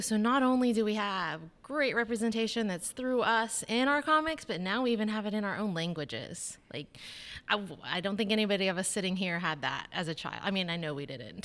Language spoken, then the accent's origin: English; Tulsa, Oklahoma, United States; I was born in Tulsa, um, I lived in the Creek Nation